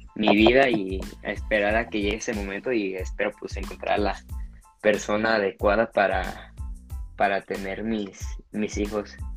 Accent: Guadalajara, Jalisco, Mexico; nací aquí en Guadalajara, Jalisco.

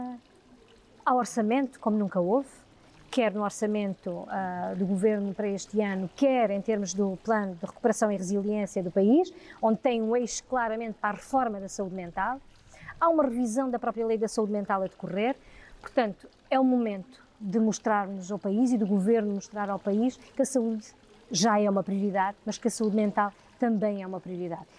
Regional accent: near Zambujeira do Mar, Alentejo, Portugal; a minha infância e juventude foi na Zambujeira do Mar, porque está ali a 7 km

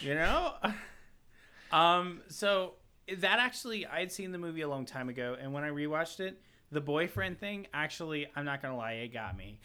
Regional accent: the South, United States; I'm from the South.

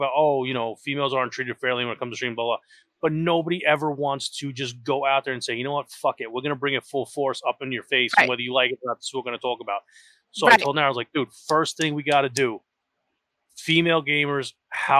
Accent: New York, United States; I am an asshole from New York

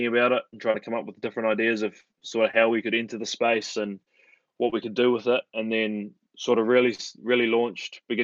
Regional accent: Auckland, New Zealand; I grew up on the North Shore in Auckland.

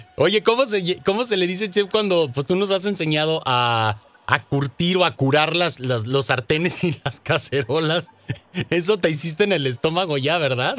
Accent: Jalisco, Mexico; moved away; ya está en mi tierra, mi estimado chef. Ya llegó a Jalisco

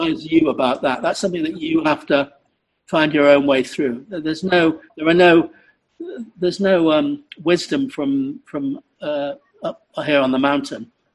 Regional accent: Salford, North West England, United Kingdom; I am a Mancunian, by the way. Actually, I'm from Salford.

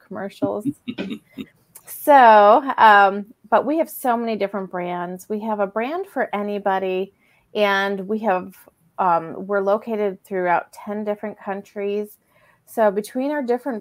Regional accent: Buffalo, New York, United States; now in Ohio, United States; was born and raised in Buffalo, New York. I live in Ohio now

